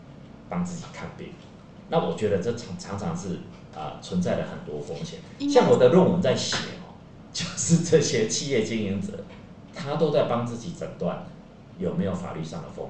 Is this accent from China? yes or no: no; Chiayi, Taiwan; 我先回到我家乡了，我先到嘉义。